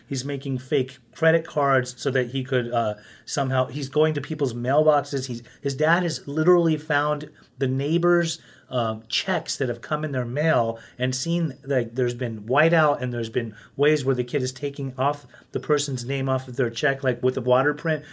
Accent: Utah, United States; I grew up in Utah

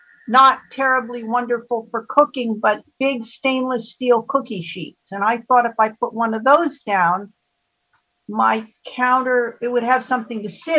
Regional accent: East Coast, United States; Where am I from? I'm from the East Coast

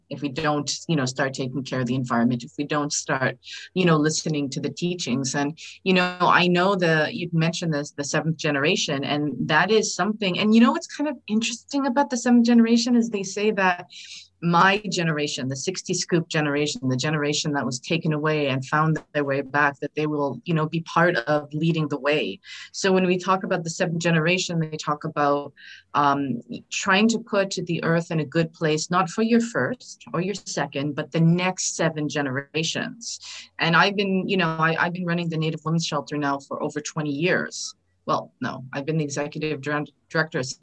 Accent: Saskatchewan, Canada; I mean, I'm from Saskatchewan, right?

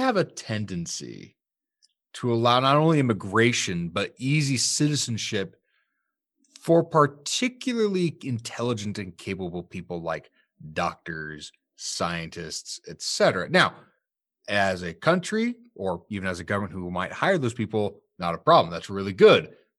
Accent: Sterling, United States; my hometown, Sterling

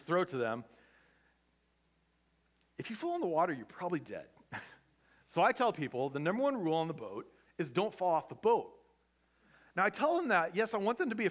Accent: Pacific Northwest, United States; now in Southern California, United States; I grew up in the Pacific Northwest

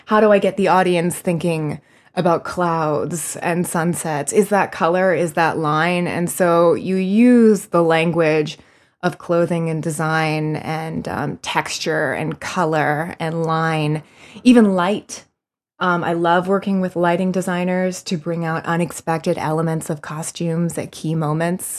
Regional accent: Florida, United States; now in New York, United States; I'm originally from Florida, where, um, I got started in high school

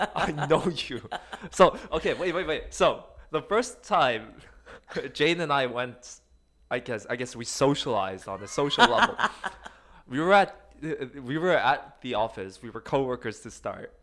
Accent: South Korea; moved away; also born or lived in Seoul; I was born in Korea. I was born in one of the country's side cities

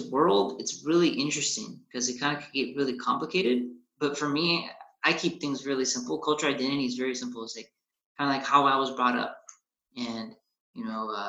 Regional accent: United States; i'm i'm a mexican american right? I'm, I was born in America but definitely Mexican parts. So uh, I love like my Hispanic culture uh, or my, my Mexican culture. Both my parents immigrated from from Mexico, came to the states. I was born here

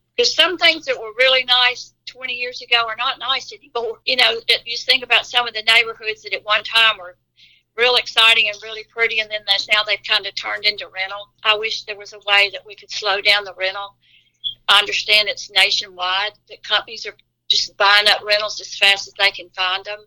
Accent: Olive Branch, Mississippi, United States; I was born and raised in Olive Branch. I've never moved anywhere else except the two years I was at Northwest.

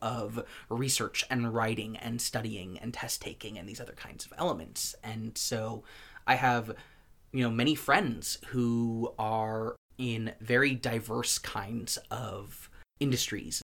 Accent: United States; As an American citizen

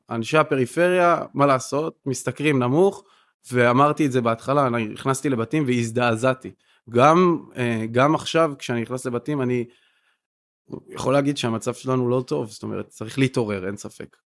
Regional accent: Kiryat Yam, Haifa District, Israel; אני ילד פריפריה גדלתי והתחנכתי בקריית ים

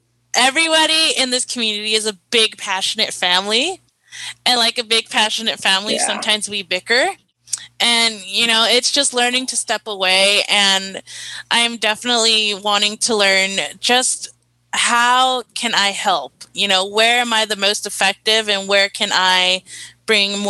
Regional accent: Carson, California, United States; I'm from Carson, California, and we attended the same middle school and high school

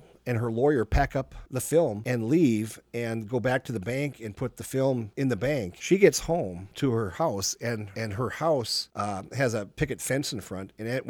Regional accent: Minnesota, United States; I said, no, I'm from Minnesota.

